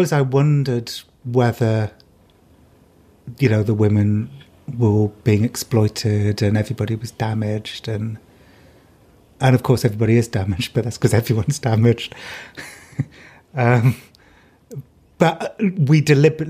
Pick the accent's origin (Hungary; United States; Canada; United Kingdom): United Kingdom; I'm British.